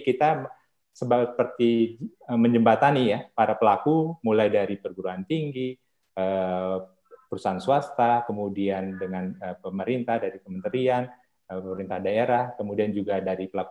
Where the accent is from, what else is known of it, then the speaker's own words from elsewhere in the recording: Bandar Lampung, Lampung, Indonesia; saya dari Bandar Lampung